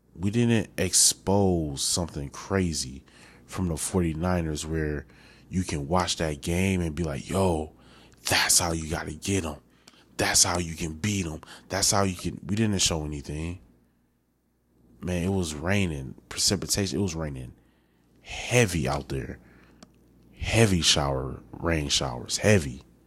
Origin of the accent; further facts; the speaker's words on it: Milwaukee, Wisconsin, United States; growing up in Milwaukee